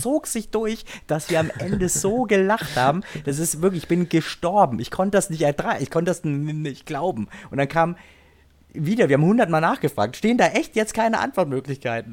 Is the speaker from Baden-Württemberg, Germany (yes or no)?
no; home village near Dillenburg, Hesse, Germany; war am Bahnhof in Dillenburg in Hessen. Das war so zehn Kilometer, zwölf Kilometer von meinem Heimatdorf entfernt